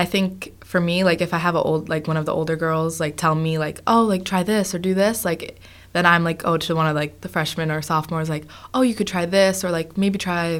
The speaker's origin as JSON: {"language": "English", "town": "Proctor", "region": "Minnesota", "country": "United States", "tie": "born or raised there", "said": "growing up in Proctor, everybody knows everybody"}